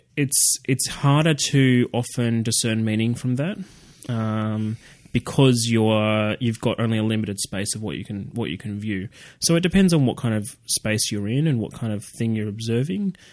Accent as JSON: {"language": "English", "town": "Canberra", "region": "Australian Capital Territory", "country": "Australia", "tie": "born or raised there", "said": "I'm from Canberra, and uh, I actually grew up uh, across the road from a uh, a school called what I would call Copland College"}